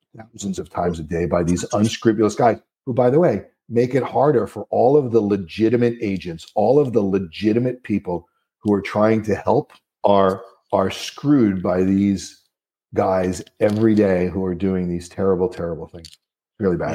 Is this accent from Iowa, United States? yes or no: no; New Jersey, United States; I'm from New Jersey